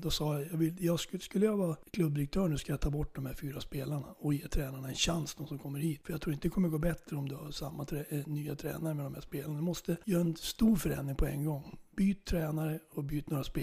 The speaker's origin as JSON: {"language": "Swedish", "region": "Norrland", "country": "Sweden", "tie": "born or raised there", "moved": "yes", "lives_now": "Flen, Sweden", "said": "jag är ju norrlänning så jag är, jag är uppe i min hemgård ibland."}